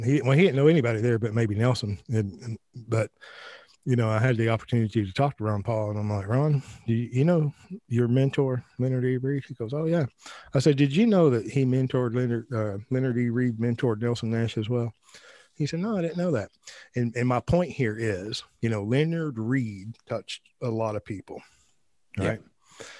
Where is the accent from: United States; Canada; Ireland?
Ireland; Well, I'm Irish as well. I don't drink.